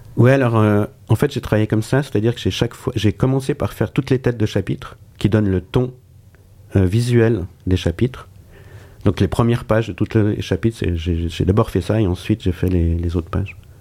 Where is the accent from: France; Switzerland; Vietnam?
Switzerland; je suis suisse